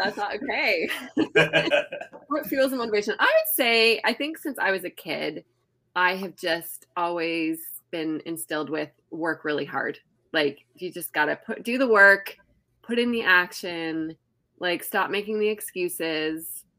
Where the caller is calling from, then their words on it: Toronto, Ontario, Canada; I am tuning in from Toronto, Canada.